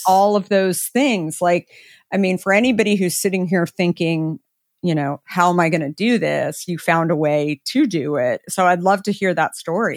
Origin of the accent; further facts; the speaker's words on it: Arizona, United States; I grew up in Arizona